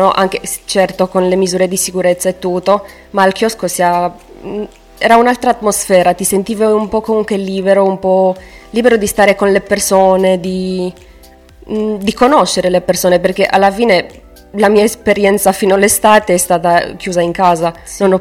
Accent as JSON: {"language": "Italian", "country": "Romania", "second_language": "Italian", "moved": "as an adult", "lives_now": "Pescara, Italy", "said": "Io sono di Romania, eh, faccio anche io come, come, gli altri volontari il volontariato europeo qua a Pescara."}